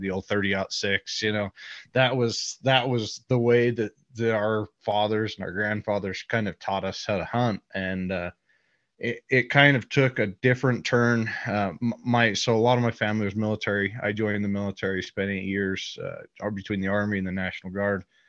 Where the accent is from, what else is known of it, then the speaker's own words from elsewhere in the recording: Utah, United States; I live here in Utah. I grew up in Utah